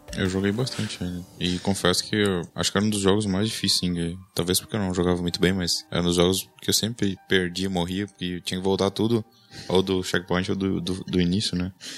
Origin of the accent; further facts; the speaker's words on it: Santa Cruz do Sul, Rio Grande do Sul, Brazil; also born or lived in Panambi; A gente é de Santa Cruz do Sul, no Rio Grande do Sul